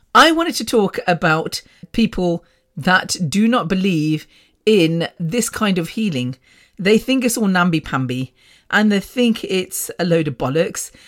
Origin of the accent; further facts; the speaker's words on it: Coventry, West Midlands, United Kingdom; British born, born in Coventry at Ward's Grave Hospital